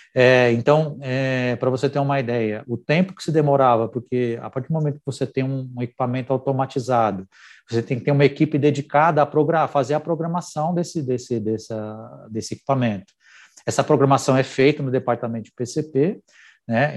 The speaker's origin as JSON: {"language": "Portuguese", "country": "Brazil", "said": "A gente vive num país onde empreender é um desafio"}